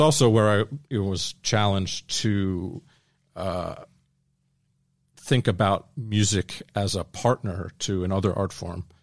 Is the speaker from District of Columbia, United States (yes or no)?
yes; Washington, District of Columbia, United States; grew up in suburban D C, so, uh, East Coast